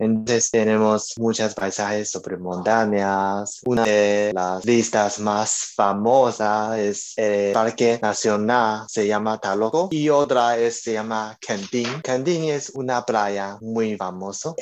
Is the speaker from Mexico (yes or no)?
no; Taiwan; Spanish is a second language; yo un taiwanese y estoy en Taipei, el capital de Taiwán